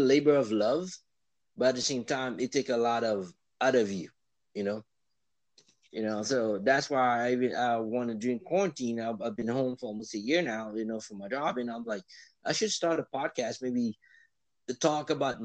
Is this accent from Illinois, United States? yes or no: no; Miami, Florida, United States; moved away as an adult; now in New York, United States; I'm originally from Florida, Miami.